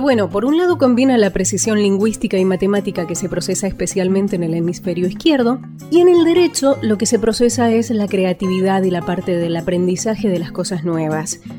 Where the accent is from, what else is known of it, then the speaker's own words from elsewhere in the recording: Argentina; Como argentina y casi porteña